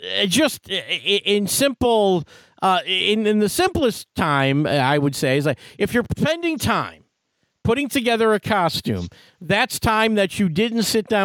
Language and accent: English; Detroit, Michigan, United States; And it was the same deal as a potluck, and because I was from Detroit, I had arranged, so I got to go on.